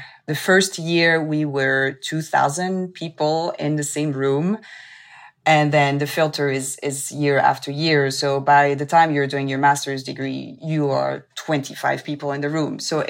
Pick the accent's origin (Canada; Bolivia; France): France; also born or lived in Tokyo, Japan / Lebanon; In short, I was raised partially in France, in Tokyo, Japan, and Lebanon in the Middle East, and went back to France for law school.